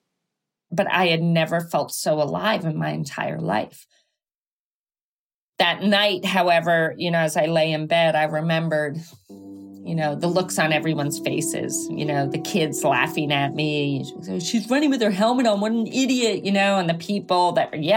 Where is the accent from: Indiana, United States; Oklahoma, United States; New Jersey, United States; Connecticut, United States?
Connecticut, United States; Greenwich; now in Santa Ynez, United States; I grew up in Greenwich, Connecticut.